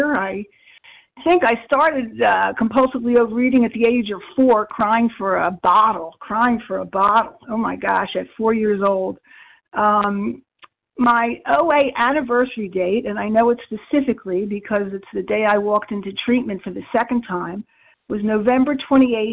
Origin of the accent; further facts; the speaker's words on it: New Jersey, United States; I am a recovered compulsive overeater from South Jersey